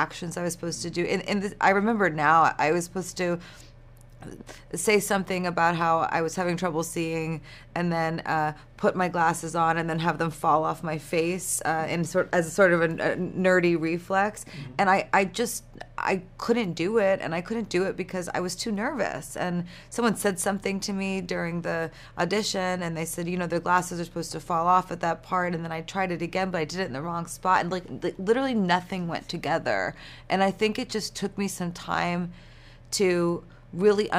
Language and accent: English; New York, United States; I'm from New York